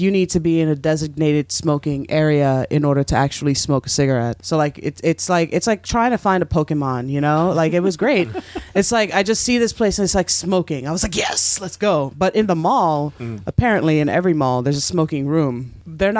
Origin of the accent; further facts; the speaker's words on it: United States; I'm American